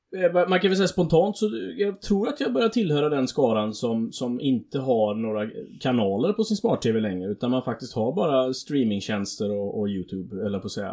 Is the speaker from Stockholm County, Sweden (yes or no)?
no; Alingsås, Västra Götaland, Sweden; accent: Alingsås English; sin egna Alingsås-engelska